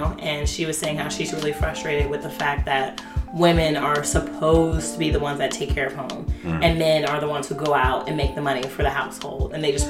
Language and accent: English; Cleveland, Ohio, United States; moved away as an adult; also born or lived in Cincinnati; now in New York City, United States; I was raised in Cleveland, inner city Cleveland, by two very strong parents